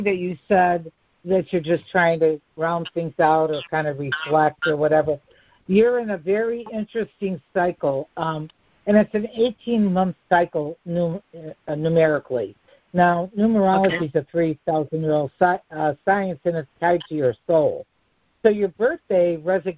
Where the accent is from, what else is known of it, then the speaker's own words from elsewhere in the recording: Chicago, Illinois, United States; accent: Chicago; my Chicago accent